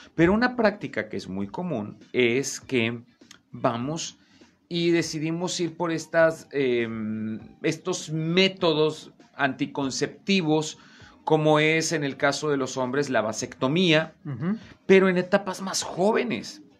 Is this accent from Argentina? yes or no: no; Veracruz, Mexico; yo soy de Veracruz